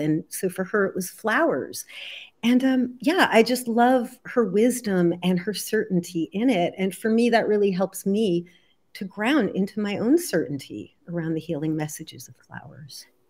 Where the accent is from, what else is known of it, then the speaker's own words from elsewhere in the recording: New Jersey, United States; I grew up in New Jersey in the seventies